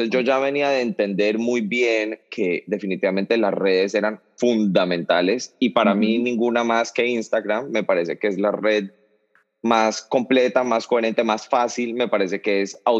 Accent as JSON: {"language": "Spanish", "town": "Cali", "region": "Valle del Cauca", "country": "Colombia", "lives_now": "United States", "said": "E, en, Cali, de donde yo soy, le decimos tardear."}